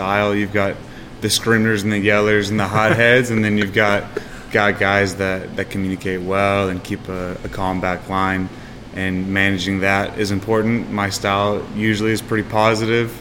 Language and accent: English; Atlanta, Georgia, United States; now in Charlotte, United States; I'm from Atlanta